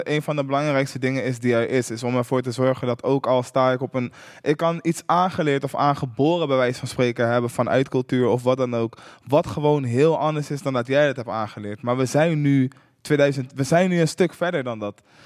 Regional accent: Utrecht, Netherlands; ik kom uit Hooggraven, wat een super achterstandswijk was in Utrecht.

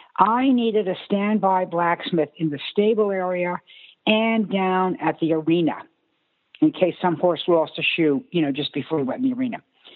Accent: East Coast, United States; who was my veterinarian growing up on the East Coast.

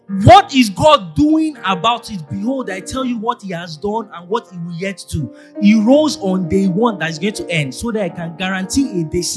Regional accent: Ilorin, Kwara, Nigeria; now in Lagos, Nigeria; I grew up in Ilorin

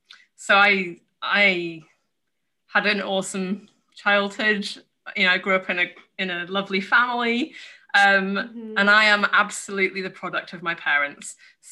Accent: Yorkshire and the Humber, United Kingdom; Well, I'm from the best part of the UK, which is obviously Yorkshire. So I probably don't sound like it so much anymore, but I grew up in Yorkshire, which is up in the north of England.

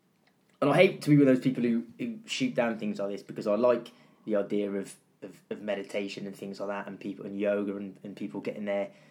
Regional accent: Cardiff, Wales, United Kingdom; I was getting away from Cardiff and I went down to Falmouth, down by the sea in Cornwall

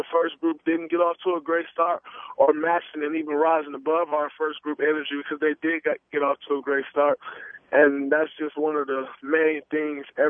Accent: Saginaw, Michigan, United States; growing up in Saginaw

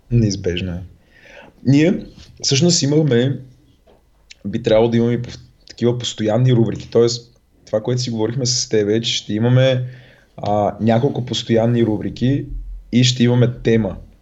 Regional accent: Razgrad, Razgrad Province, Bulgaria; accent: soft (palatalized) speech; moved away; като дете съм живял в Разград и говоря леко на меко.

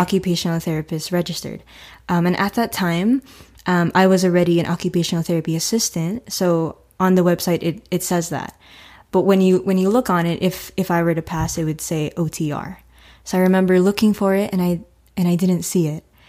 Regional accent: Florida, United States; also born or lived in Newark, New Jersey; I've lived in Florida for, oh, twenty-three years. So I moved here when I was two.

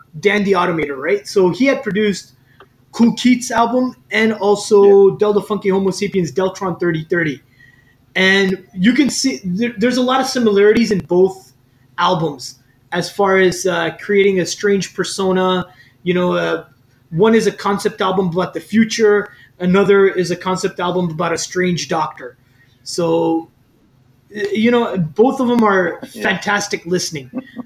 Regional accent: Riyadh, Riyadh Province, Saudi Arabia; now in Canada; we grew up in Riyadh, Saudi Arabia.

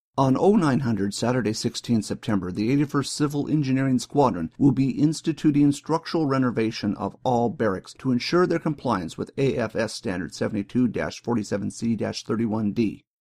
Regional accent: New York, United States; moved away as an adult; Growing up in New York

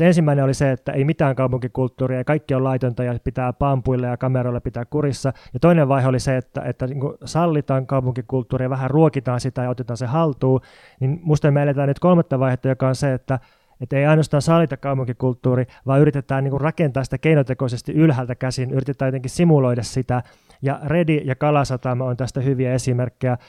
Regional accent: Jyväskylä, Central Finland, Finland; now in Helsinki, Finland; mä oon kotoisin Jyväskylän entisen maalaiskunnan rajalta

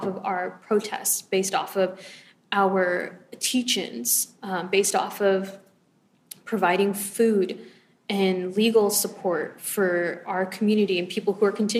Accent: Los Angeles, California, United States; I'm from Los Angeles

